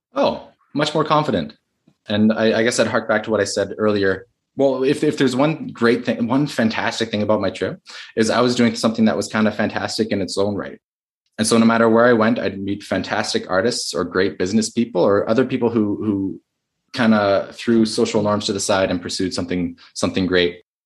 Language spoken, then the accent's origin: English; Canada; I'm Canadian